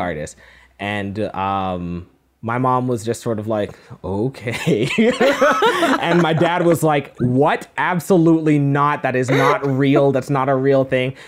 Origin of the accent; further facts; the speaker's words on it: Cayman Islands; now in Toronto, Canada; I am made in, uh, the Cayman Islands. That's where I was born and raised